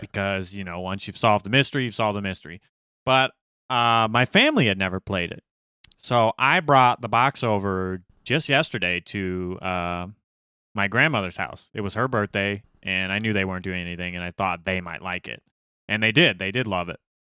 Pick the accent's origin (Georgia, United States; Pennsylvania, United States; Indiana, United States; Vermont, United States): Indiana, United States; Gary; we grew up in Gary